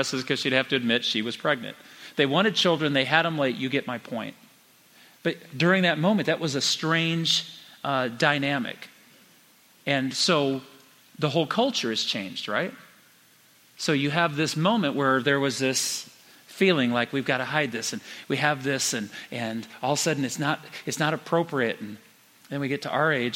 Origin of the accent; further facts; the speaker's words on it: United States; as an American kid